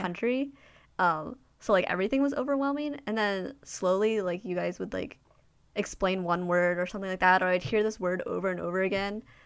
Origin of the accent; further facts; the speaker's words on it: United States; being Asian American, um, especially, like, Chinese American in a Chinese speaking country